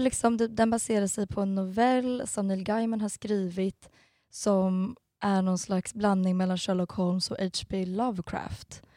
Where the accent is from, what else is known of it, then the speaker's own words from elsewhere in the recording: Stockholm, Stockholm County, Sweden; moved away as an adult; also born or lived in Gothenburg / London; now in Malmö, Sweden; Jag är egentligen stockholmare men har bott i Göteborg i fem år och sen i London ett halvår